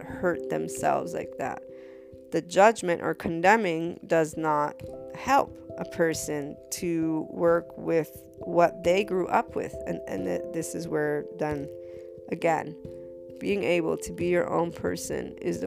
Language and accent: English; United States; my mother's Neapolitan, so Naples, Italy. And as an American, being bicultural